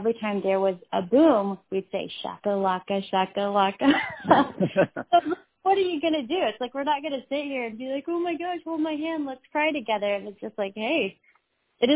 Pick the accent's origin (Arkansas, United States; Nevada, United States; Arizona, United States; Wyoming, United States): Arkansas, United States; Fayetteville; I'm from the Fayetteville area